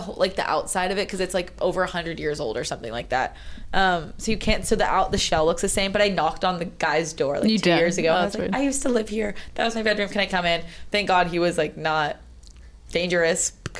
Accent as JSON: {"language": "English", "town": "Toronto", "region": "Ontario", "country": "Canada", "tie": "born or raised there", "moved": "yes"}